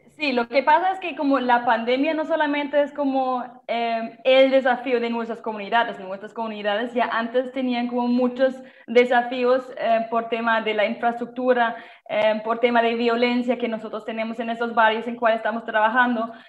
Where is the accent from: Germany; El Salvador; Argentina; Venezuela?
Germany; Spanish is a second language; moved away as an adult; now in Santa Marta, Colombia; de mi país, de Alemania